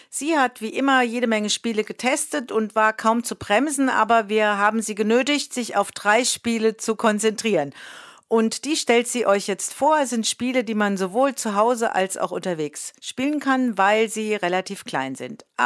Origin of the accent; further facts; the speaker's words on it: Hesse, Germany; Ich komme ja auch aus Hessen und ich bin zugezogen.